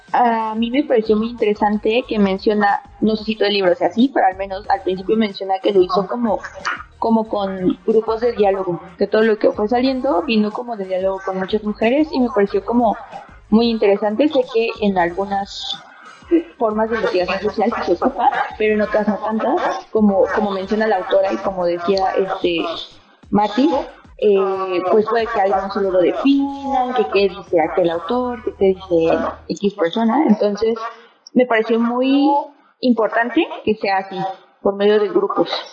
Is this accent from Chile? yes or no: no; Nicaragua; yo soy de Nicaragua, entonces Centroamérica